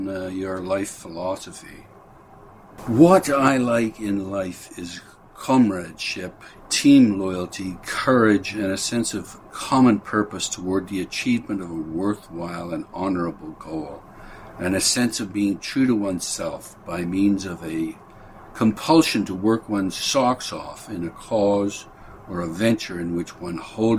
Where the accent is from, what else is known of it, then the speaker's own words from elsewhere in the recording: Wolverhampton, West Midlands, United Kingdom; The survival of a really great branch of Waterstones in my hometown of Wolverhampton, for instance, even as the city centre suffers from an epidemic of empty shop units